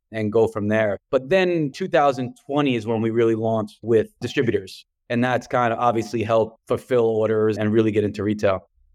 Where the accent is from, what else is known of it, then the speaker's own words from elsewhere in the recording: New York City, New York, United States; accent: New York; the way I pronounce water, you probably hear, um, from New York, and I'm from Brooklyn.